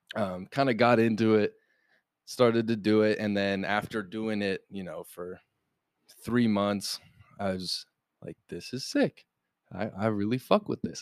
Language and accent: English; Golden, Colorado, United States; moved away as an adult; now in Los Angeles, United States; I come from Golden, Colorado, man. Like small town, no musicians